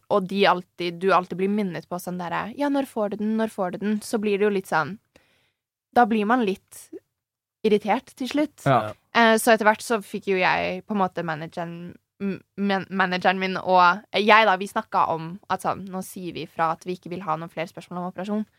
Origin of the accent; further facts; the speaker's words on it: Nøtterøy, Vestfold, Norway; also born or lived in Tønsberg; Jeg er jo fra et sånn Eller jeg er fra Tønsberg. Eller Nøtterøy, da.